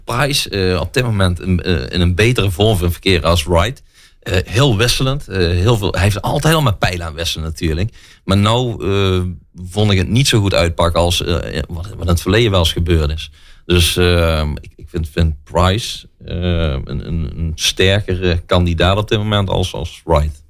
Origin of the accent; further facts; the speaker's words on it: Venlo, Limburg, Netherlands; also born or lived in Eindhoven; Ik eh, kom uit Venlo. Ik woon in Venlo in ieder geval. Ik ben in Eindhoven geboren. Eh, zes jaar van mijn leven gewoond. En eh, sindsdien eh, naar Venlo En daar woon ik nog steeds